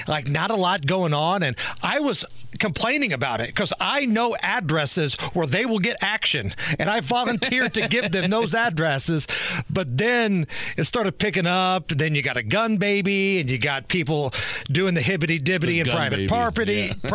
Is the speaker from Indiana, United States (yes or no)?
yes; Beech Grove, Indiana, United States; my hometown police department, the police department I grew up with, Beech Grove